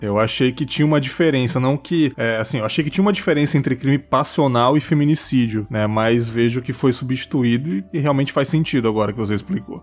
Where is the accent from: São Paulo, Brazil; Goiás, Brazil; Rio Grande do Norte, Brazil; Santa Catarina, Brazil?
São Paulo, Brazil; Eu sou de São Paulo